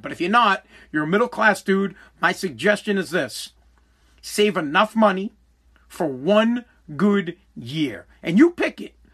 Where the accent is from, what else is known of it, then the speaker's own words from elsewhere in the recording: Boston, Massachusetts, United States; accent: Boston; I got a Boston accent. I'm from Boston